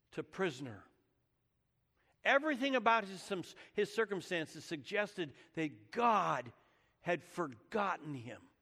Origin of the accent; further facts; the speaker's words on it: Menlo Park, Saratoga and Santa Rosa, California, United States; I was born in Menlo Park, California. I lived most of my growing up years there in Saratoga and Santa Rosa, California